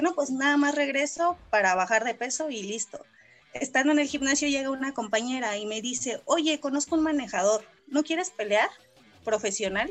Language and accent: Spanish; San Juan del Río, Querétaro, Mexico; toda mi, mi niñez estuve en San Juan del Río